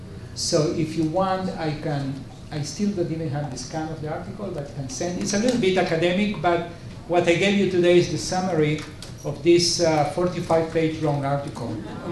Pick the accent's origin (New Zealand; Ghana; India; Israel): Israel; also born or lived in Uruguay / Southern California; I lived in Southern California as a Latino. Nobody knew that I was from Israel